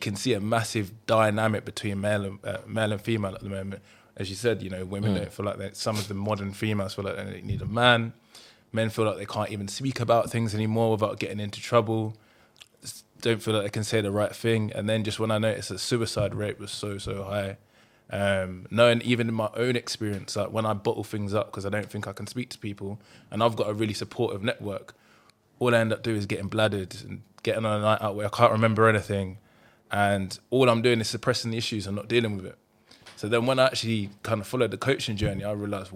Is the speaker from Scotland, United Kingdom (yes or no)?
no; Luton, East of England, United Kingdom; I grew up in Luton. Bit of a rough area